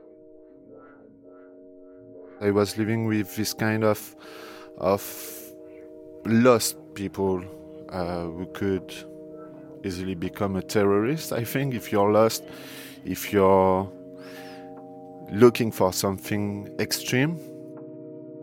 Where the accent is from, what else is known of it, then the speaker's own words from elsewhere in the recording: Saint-Denis, Île-de-France, France; English is a second language; moved away; I'm coming from Saint-Denis, where the attacks take place, and I was living there for 17 years.